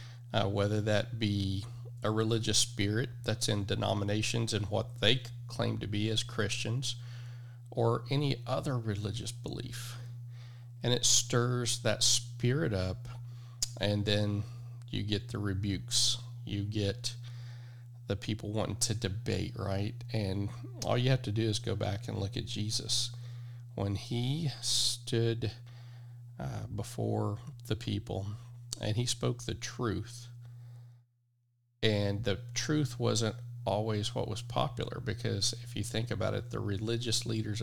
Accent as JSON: {"language": "English", "region": "Oklahoma", "country": "United States", "said": "I'm from Oklahoma. I was raised by a woman that's from Texas, so that explains the accent. I am not from Texas. I never lived there."}